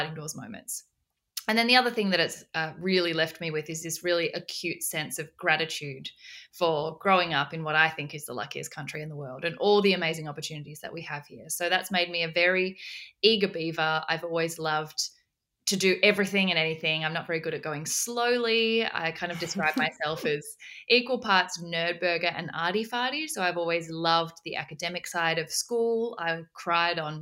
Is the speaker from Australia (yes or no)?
yes; Australia; also born or lived in South Korea; I was born in South Korea originally and adopted into an orphanage in South Korea and adopted by an incredible Australian family when I was 6 months old, and then have since grown up in Australia